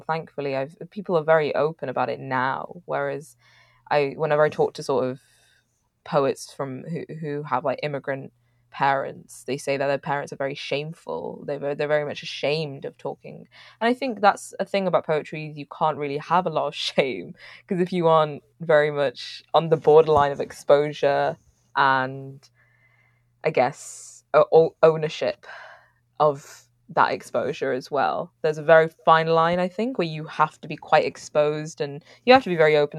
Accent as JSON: {"language": "English", "town": "Manchester", "region": "North West England", "country": "United Kingdom", "tie": "born or raised there"}